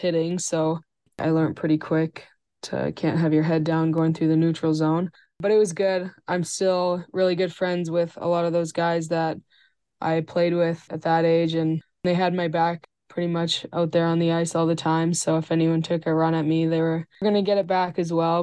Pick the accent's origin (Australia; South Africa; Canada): Canada; Coaldale, Alberta; moved away as an adult; also born or lived in United States; now in Hamilton, United States; My grandma and grandpa still live on the farm that I grew up on